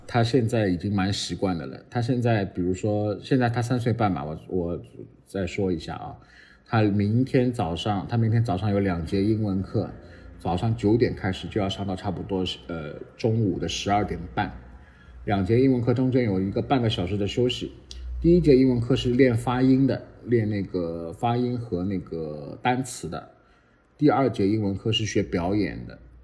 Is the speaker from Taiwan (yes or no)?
no; Shanghai, China; moved away as an adult; now in Singapore; 我们上海人